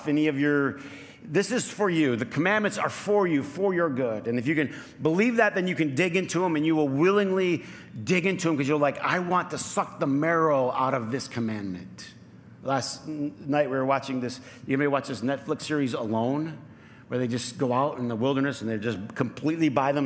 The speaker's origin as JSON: {"language": "English", "town": "Flint", "region": "Michigan", "country": "United States", "tie": "born or raised there", "said": "I grew up in Flint"}